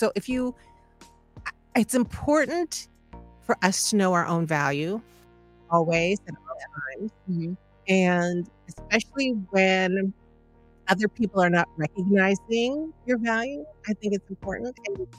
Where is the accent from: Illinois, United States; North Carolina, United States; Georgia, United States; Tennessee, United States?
Illinois, United States; Phoenix; I grew up in Phoenix, Illinois, which is 5 blocks by 9 blocks.